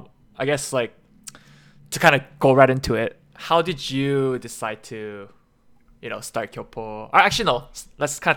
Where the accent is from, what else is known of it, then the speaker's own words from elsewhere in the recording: Canada; since we are Canadian Koreans